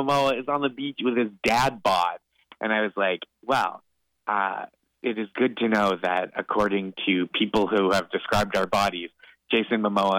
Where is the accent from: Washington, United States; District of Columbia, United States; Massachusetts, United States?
Massachusetts, United States; Boston; now in New York City, United States; Coming from growing up in the Boston area, living in New York City for over a decade at this point